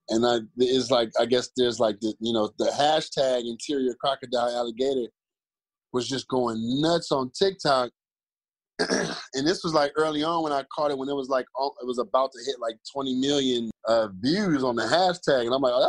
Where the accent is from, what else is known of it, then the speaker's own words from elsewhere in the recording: Cleveland, Ohio, United States; I'm from the same zip code as ….